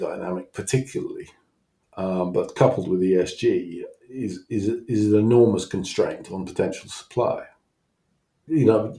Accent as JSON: {"language": "English", "town": "Newcastle upon Tyne", "region": "North East England", "country": "United Kingdom", "tie": "born or raised there", "moved": "yes", "lives_now": "Hampshire, United Kingdom", "said": "I'm a Geordie, I come from Newcastle, and when I was growing up, I grew up in a coal town"}